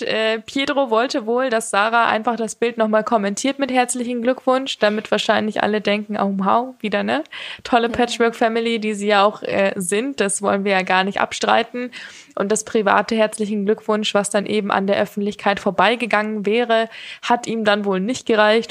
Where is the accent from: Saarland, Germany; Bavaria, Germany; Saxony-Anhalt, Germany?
Bavaria, Germany; Munich; als Münchnerin